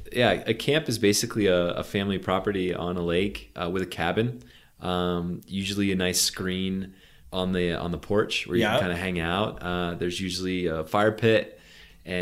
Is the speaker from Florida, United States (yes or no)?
no; Maine, United States; also born or lived in Poland; Moved to the States when I was a kid. Grew up on the East Coast, so Maine.